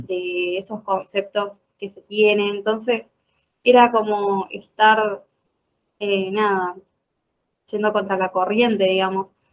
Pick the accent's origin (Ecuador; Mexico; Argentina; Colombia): Argentina; Jujuy; moved away as an adult; now in Córdoba, Argentina; nací en Jujuy, en la parte del norte de Argentina, y me vine a estudiar. Ya me instalé acá